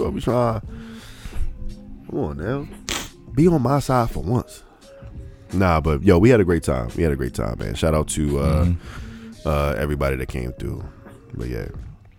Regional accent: Memphis, Tennessee, United States; Hey, Chattanooga's I'm from Memphis.

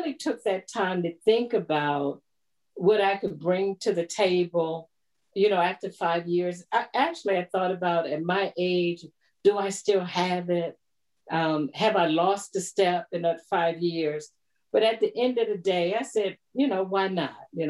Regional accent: Annapolis, Maryland, United States; moved away as an adult; now in Ashburn, United States; I grew up in the Annapolis area

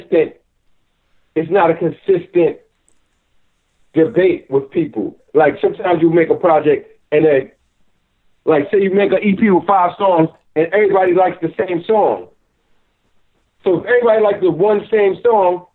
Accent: United States; I'm an artist from America

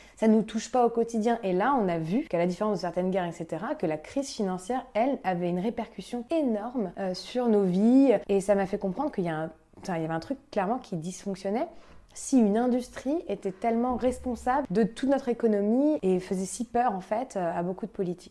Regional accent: Paris, Île-de-France, France; je suis née et grandie à Paris

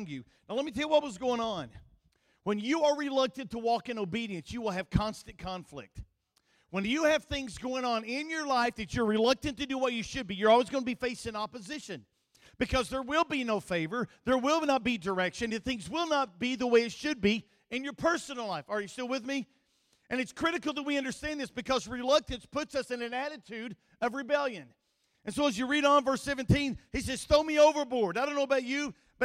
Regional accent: Kentucky, United States; accent: country; He knew I was from Kentucky. My nickname in college was Kentucky

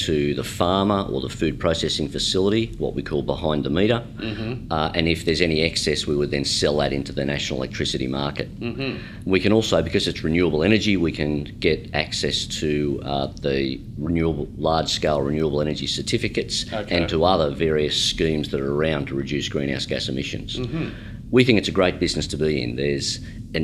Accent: Sydney, New South Wales, Australia; I grew up in Sydney in what I would consider to be a pretty typical middle-class Sydney family

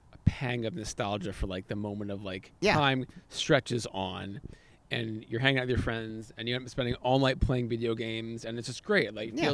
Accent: Belmont, United States; I grew up in Belmont, right?

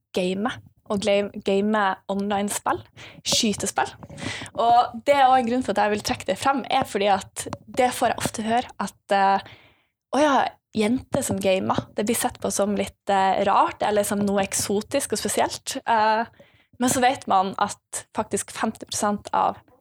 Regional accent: Bodø, Nordland, Norway; jeg kommer fra Bodø. Uh, en av de fineste byene oppe i nord

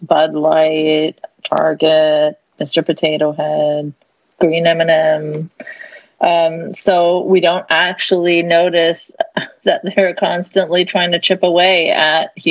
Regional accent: Canada; as a Canadian

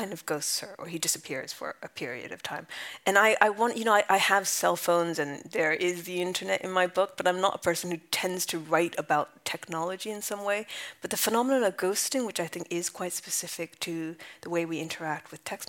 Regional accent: California, United States; moved away as an adult; also born or lived in London / Japan; my family's from Japan. I grew up in California. I spent most of my 20s in London

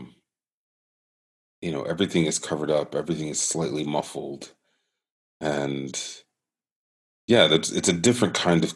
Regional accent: Michigan, United States; also born or lived in Northeast US; now in Northeast, United States; I'm from Michigan. I went to school at Interlochen. I now live in the Northeast

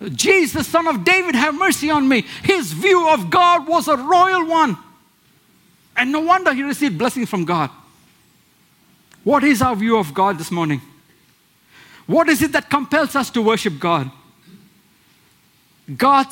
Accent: India; moved away; where I come from India, where we have small idols

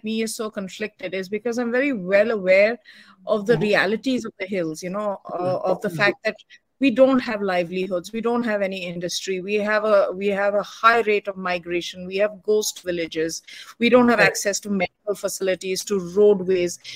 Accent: Uttarakhand, India; I'm from Uttarakhand, part Uttarakhand, part from Uttarakhand

